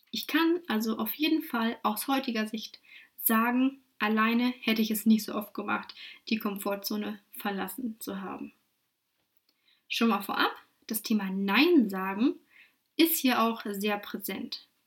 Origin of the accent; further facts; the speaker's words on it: Lutherstadt Wittenberg, Saxony-Anhalt, Germany; now in Dresden, Germany; 28 Jahre jung, geboren und aufgewachsen in Lutherstadt-Wittenberg in Sachsen-Anhalt. Aber seit 2013 darf ich mich nun offiziell Dresdnerin nennen.